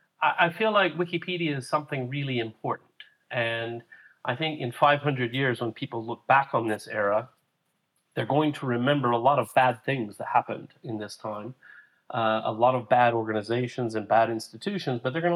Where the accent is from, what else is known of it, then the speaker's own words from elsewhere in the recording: Huntsville, Alabama, United States; But there was a whole section of songs about Huntsville, Alabama. And I thought, oh, that's interesting. That's my hometown.